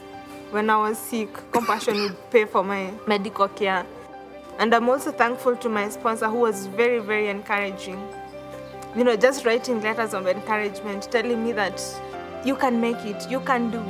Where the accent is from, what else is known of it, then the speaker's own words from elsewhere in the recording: Kenya; I'm from Kenya. Growing up with a single parent in the slum was very, very difficult for me